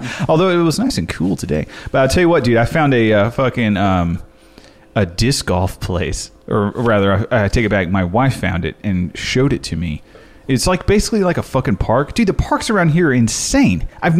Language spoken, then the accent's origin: English; the South, United States; See, I'm from the South. I can barely fucking do it right.